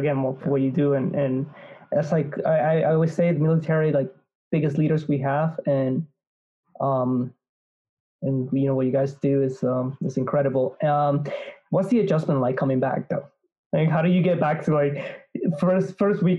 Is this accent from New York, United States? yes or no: yes; New York, United States; As a New Yorker